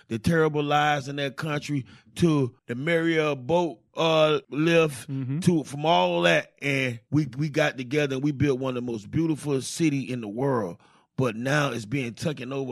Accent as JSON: {"language": "English", "town": "Miami", "region": "Florida", "country": "United States", "tie": "born or raised there", "said": "growing up in Miami"}